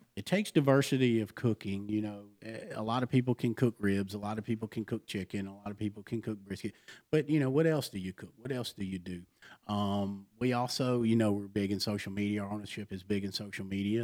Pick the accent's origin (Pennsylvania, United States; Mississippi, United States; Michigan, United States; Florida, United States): Mississippi, United States; I'm from Mississippi.